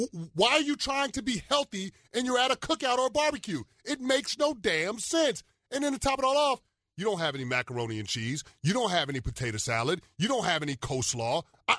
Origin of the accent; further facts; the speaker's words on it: New York City, New York, United States; I'm from the Bronx, Co-op City.